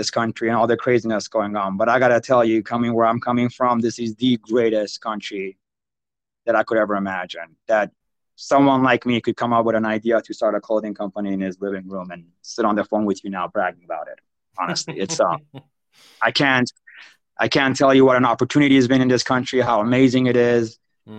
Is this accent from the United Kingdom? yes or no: no; Iran; now in United States; I grew up in Iran, like in the city of Iran, during the 80s, Iraq, Iran war.